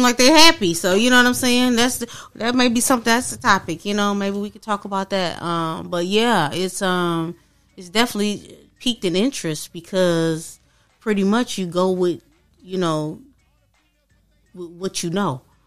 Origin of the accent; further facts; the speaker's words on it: Michigan, United States; I'm from Michigan